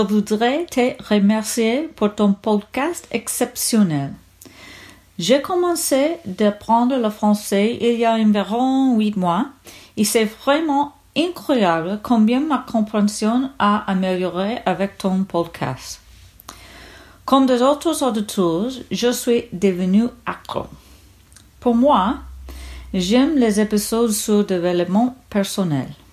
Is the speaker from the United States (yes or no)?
yes; United States; French is a second language; je suis américaine